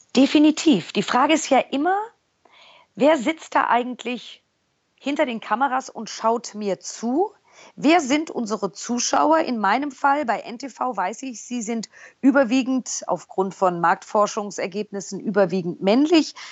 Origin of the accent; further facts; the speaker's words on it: Germany; also born or lived in New York; als Deutsche